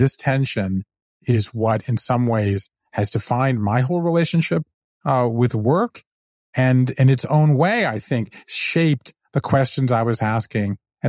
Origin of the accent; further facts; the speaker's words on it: Southern US, United States; But yet I grew up Jewish in the South. And so therefore I grew up apart from that.